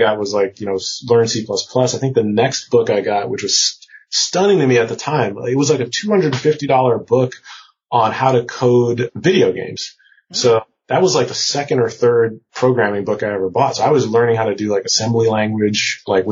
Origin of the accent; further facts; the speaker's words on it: Prince George's County, Maryland, United States; moved away as an adult; also born or lived in Cambridge, Massachusetts; I was coming from PG County, Maryland, which, PG, my hometown's like, you know, 95% black.